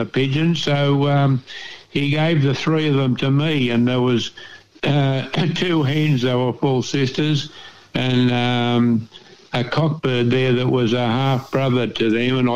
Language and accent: English; Dorrigo, New South Wales, Australia; moved away; I came from the Dorigo area up in the North Coast